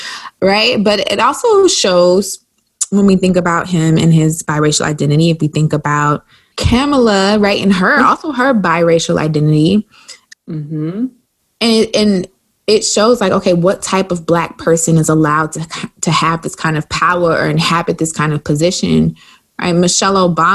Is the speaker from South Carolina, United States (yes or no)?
yes; South Carolina, United States; I'm from South Carolina.